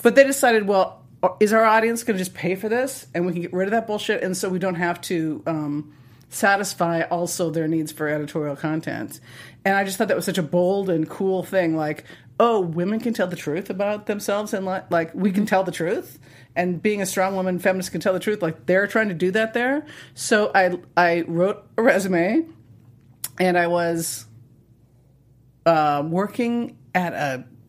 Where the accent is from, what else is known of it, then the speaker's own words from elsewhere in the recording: Montana, United States; I grew up in Montana, and we lived in a ranch in a town